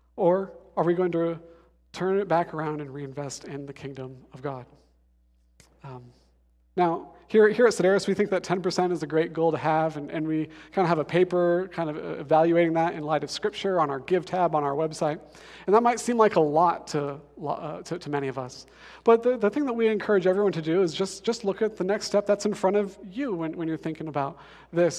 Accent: Denver, Colorado, United States; I'm from Denver

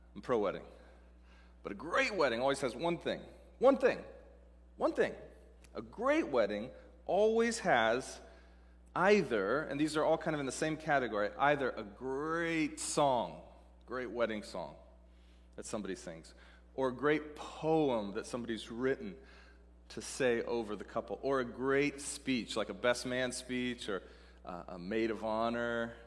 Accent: Seattle, Washington, United States; moved away as an adult; also born or lived in Dallas, Texas; I'm from Seattle, living in Dallas, Texas

